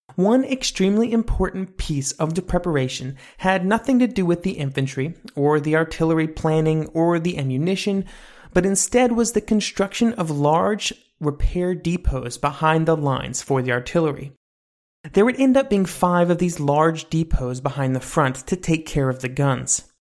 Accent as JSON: {"language": "English", "country": "United States", "said": "I'm an American"}